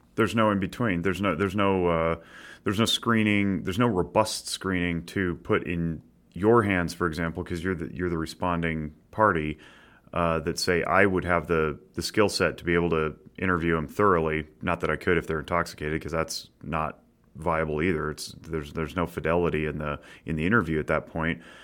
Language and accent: English; Nevada, United States; we're all from Nevada